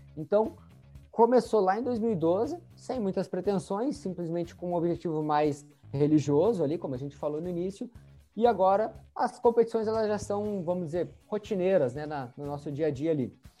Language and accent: Portuguese; Santa Maria, Rio Grande do Sul, Brazil; nós somos da cidade de Santa Maria